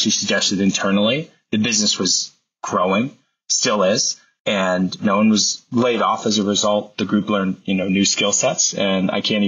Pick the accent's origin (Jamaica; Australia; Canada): Canada; Alliston, Ontario; also born or lived in Newmarket, Ontario / Mono, Ontario / Colgan, Ontario; Before I moved to Newmarket, I grew up in Alliston and Mono, attending an elementary school in Colgan, Ontario